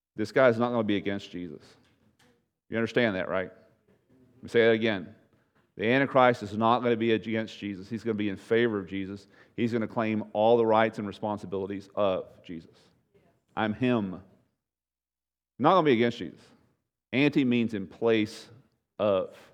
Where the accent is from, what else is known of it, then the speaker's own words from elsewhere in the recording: United States; American Christians